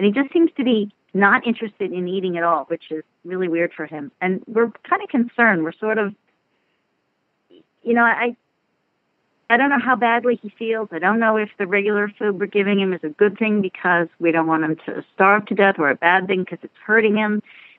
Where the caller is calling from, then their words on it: Knoxville, Tennessee, United States; I'm calling from Knoxville, Tennessee.